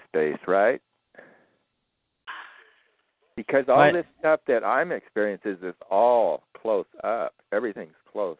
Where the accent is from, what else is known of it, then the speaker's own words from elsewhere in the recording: Southern California, United States; Yeah, I'm from Southern California.